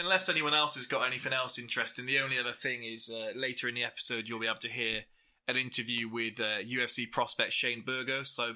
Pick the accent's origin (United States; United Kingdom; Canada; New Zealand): United Kingdom; England; we're all English